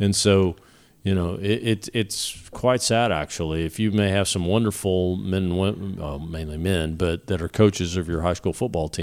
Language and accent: English; Irving, Texas, United States; I grew up in Irving